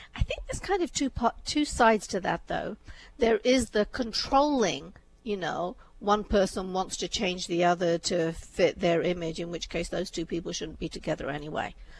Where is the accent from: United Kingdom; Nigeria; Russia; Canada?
United Kingdom; England; also born or lived in India; I was born in India, brought up in England. My upbringing was very Indian in England.